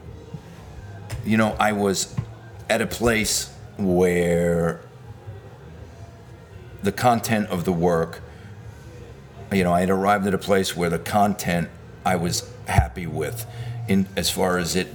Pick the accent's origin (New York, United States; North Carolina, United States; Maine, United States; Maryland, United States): New York, United States; New York City; also born or lived in Manhattan, New York City; I grew up in the Bensonhurst area of Brooklyn